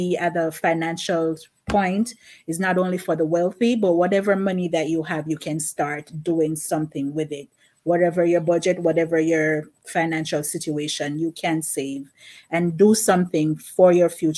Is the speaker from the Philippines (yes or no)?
no; Jamaica; now in Bronx, United States; Originally I'm from Jamaica, but I currently reside in Bronx, New York